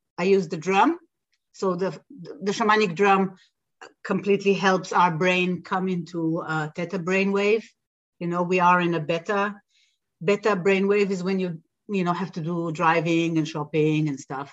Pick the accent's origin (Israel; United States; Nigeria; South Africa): Israel; Jerusalem, Jerusalem District; I grew up in Israel, so I was born in Jerusalem and I grew up in a Western Israel society